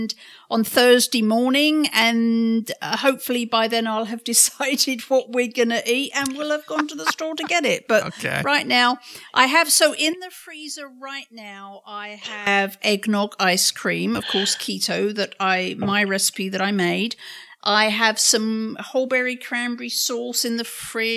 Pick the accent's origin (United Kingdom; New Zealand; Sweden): United Kingdom; moved away as an adult; now in United States; being a Brit